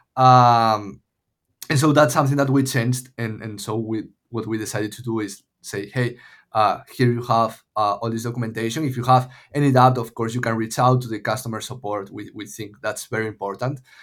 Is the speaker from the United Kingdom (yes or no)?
no; A Coruña, Galicia, Spain; moved away as an adult; also born or lived in Madrid, Spain / Los Angeles, United States; now in Lisbon, Portugal; I'm from Coruña. It's called, it's, uh, like a small city in the northwest of Spain